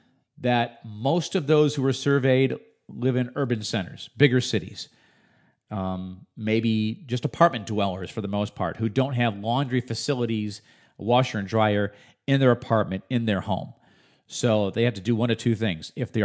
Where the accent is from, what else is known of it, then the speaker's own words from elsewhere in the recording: Illinois, United States; I was just a kid growing up outside of Chicago at the time